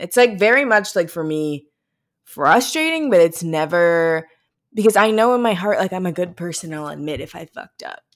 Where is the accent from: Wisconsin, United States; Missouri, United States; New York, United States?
Missouri, United States; we're from Missouri